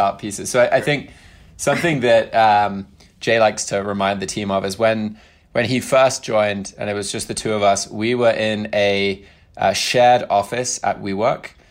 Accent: United Kingdom; moved away as an adult; also born or lived in Brooklyn / Bay Area; now in United States; spent the majority of my life in the U K

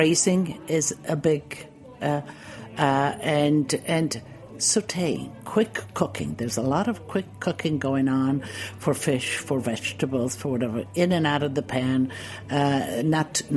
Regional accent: Istria County, Croatia; moved away; there's a little peninsula called Istria, and it's now part of Croatia. And I was born there, and that was all Italy.

